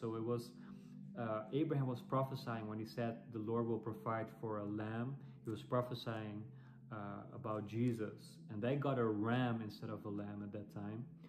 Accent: Netherlands; English is a second language; as you might hear from my accent, I'm, I'm European. I'm from the Netherlands. Uh, but I'm, I'm speaking English

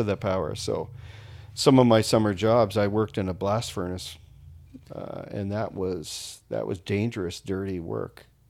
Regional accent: Niagara Falls, Ontario, Canada; moved away as an adult; I grew up there, uh, till I was twenty

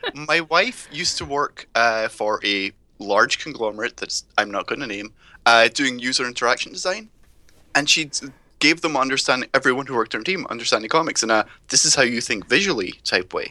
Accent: United Kingdom; I grew up in the U K

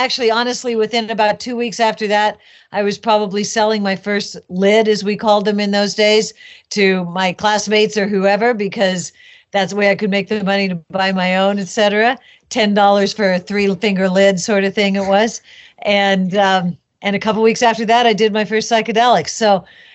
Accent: San Francisco, California, United States; I was born and raised in San Francisco

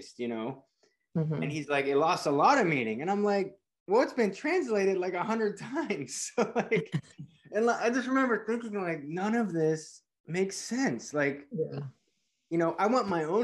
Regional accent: Pennsylvania, United States; I grew up in a Christian church, a small town in Pennsylvania, very sheltered

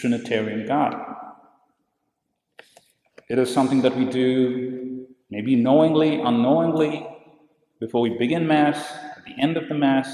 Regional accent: India; I grew up in India

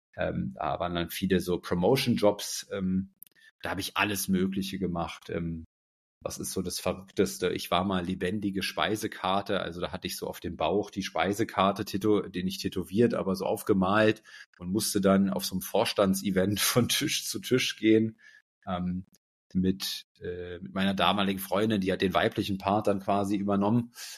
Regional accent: Berlin, Germany; ich bin erstmal aufgewachsen hier in Berlin, ähm, in Berlin-Schmargendorf.

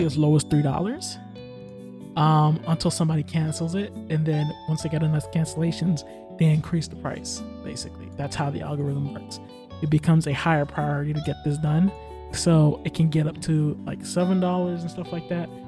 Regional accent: United States; I'm American.

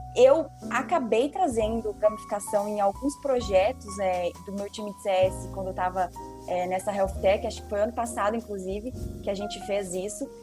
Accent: Foz do Iguaçu, Paraná, Brazil; also born or lived in Poland / Rio de Janeiro; Eu sou de Foz do Iguaçu, né, natural do Paraná

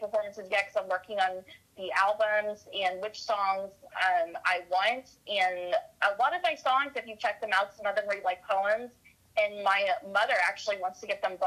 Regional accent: Houston, Texas, United States; I'm from Kingwood in Houston

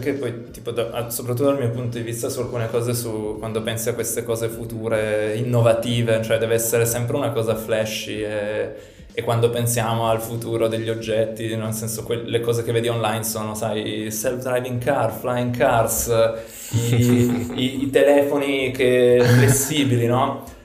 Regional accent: Turin, Piedmont, Italy; vengo da Torino

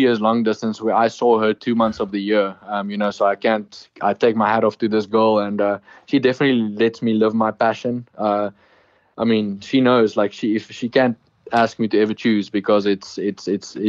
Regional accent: South Africa; I'm from South Africa

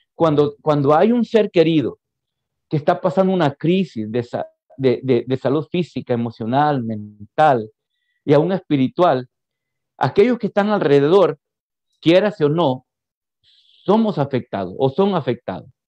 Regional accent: San Vicente, El Salvador; moved away as an adult; now in Houston, United States; yo soy del, del, interior del país, exactamente de San Vicente. Ahí me crié. Ahí me crié, así que me considero 100% vicentino.

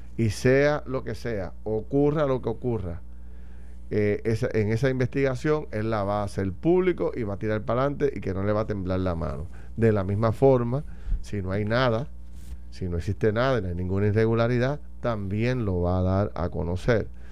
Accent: Puerto Rico; debemos sentirnos como puertorriqueños

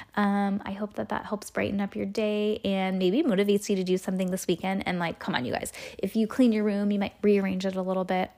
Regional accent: California, United States; We are from California

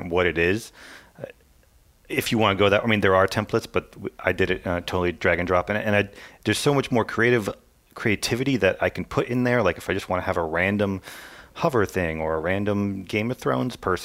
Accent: Lafayette, Louisiana, United States; Yeah, Lafayette, Louisiana

